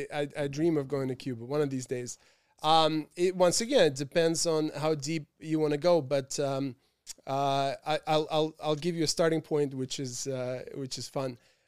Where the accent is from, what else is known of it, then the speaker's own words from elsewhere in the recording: Rangoon, Yangon Region, Myanmar; also born or lived in Bangkok, Thailand / Moscow, Russia; I grew up in Rangoon, Burma, and spent time in Bangkok, Thailand. And then, of course, my family always had a home in Moscow. This is where I went to high school.